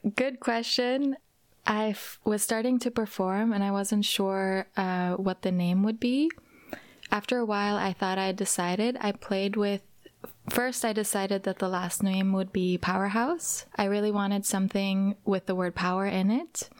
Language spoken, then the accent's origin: English; Norway; also born or lived in California, United States; now in Berlin, Germany; I grew up in Norway. I lived for a while in California